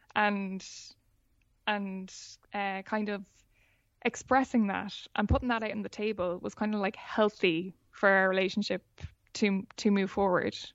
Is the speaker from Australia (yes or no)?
no; Ireland; being Irish